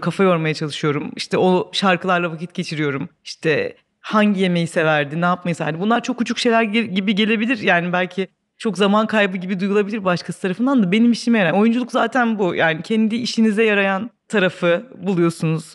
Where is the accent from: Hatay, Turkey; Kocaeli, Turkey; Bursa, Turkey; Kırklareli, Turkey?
Kırklareli, Turkey; Babaeski; also born or lived in Bakırköy, Istanbul; 10 yaşına kadar İstanbul'da oturuyorduk. Biz e, Bakırköy'de. 10 yaşından sonra Kırklareli'nin bir ilçesi olan Babaeski'ye taşındık.